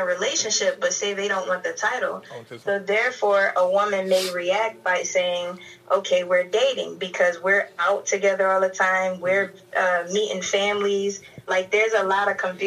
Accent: New York City, New York, United States; also born or lived in Bronx; I'm in the Bronx, but I'm from Brooklyn

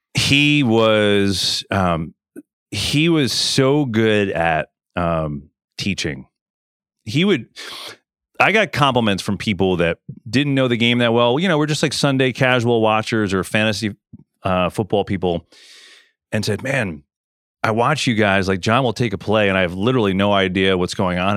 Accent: New York, United States; I grew up there in New York

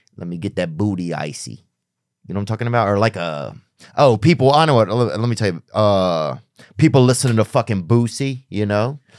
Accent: the South, United States; moved away; also born or lived in Hollywood; I'm not even really a Southern guy, but I'm from the South

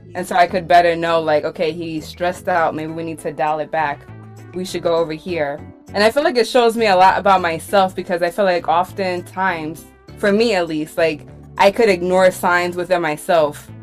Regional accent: New York City, New York, United States; I'm originally from Brooklyn.

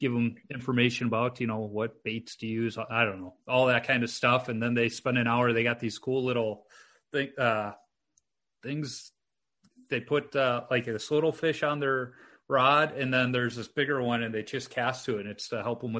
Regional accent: Chicago, Illinois, United States; moved away; I grew up in Chicago

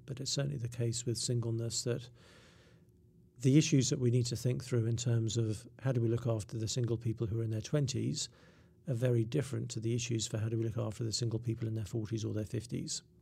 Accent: England, United Kingdom; I'm English

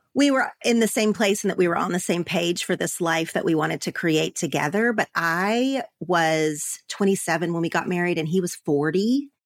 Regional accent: Oklahoma, United States; moved away as an adult; now in Los Angeles, United States; growing up in Oklahoma, but living in L A, my Oklahoma friends

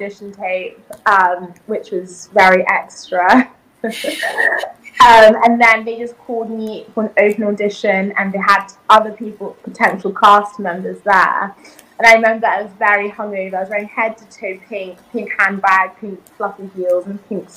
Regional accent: United Kingdom; English is a second language; also born or lived in South Africa / Zambia / Malawi; Coming into the UK, well, you know, I didn't speak a word of English, actually.

